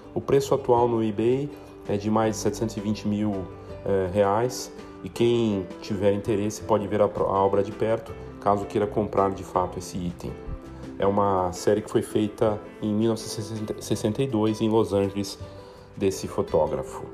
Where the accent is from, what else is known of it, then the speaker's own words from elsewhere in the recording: Brazil; a gente, todos nós como brasileiros